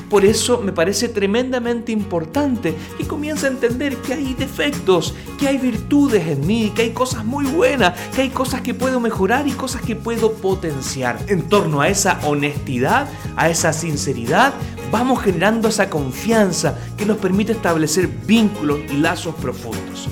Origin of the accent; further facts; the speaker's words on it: Chile; sacerdote chileno